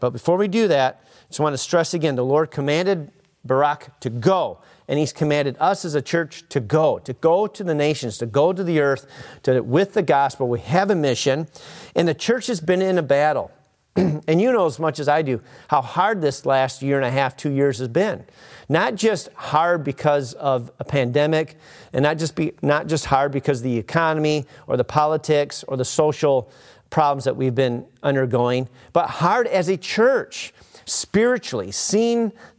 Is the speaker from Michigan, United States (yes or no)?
yes; Clio, Michigan, United States; And I remember many times growing up in Clio, driving by, in that park after a huge rainstorm or multiple days of rain, and the whole place was flooded, right?